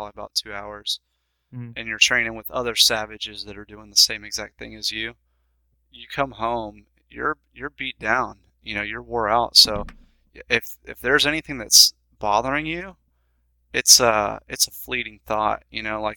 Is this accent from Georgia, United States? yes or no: yes; Macon, Georgia, United States; my hometown, Macon, Georgia